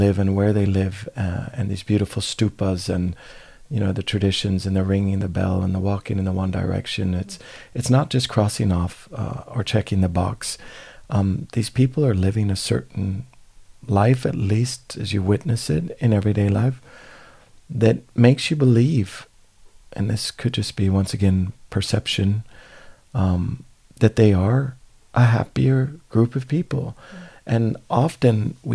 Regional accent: California, United States; growing up in California

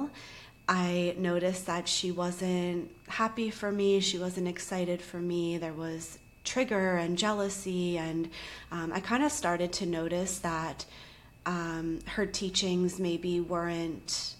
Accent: Charleston, South Carolina, United States; moved away as an adult; also born or lived in New York / Los Angeles; we actually were from the same city in the South, Charleston, and we went to the same college, same year

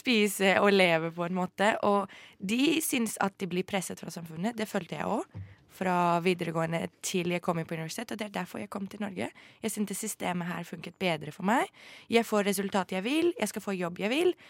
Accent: Greece; also born or lived in France; now in Norway; jeg har vokst opp i Hellas

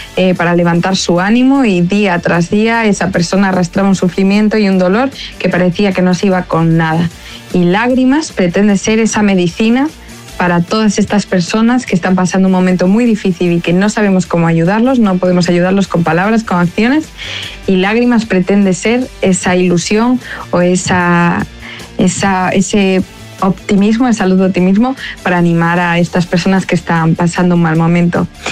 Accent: Vigo, Galicia, Spain; soy una artista viguesa, una artista de Galicia

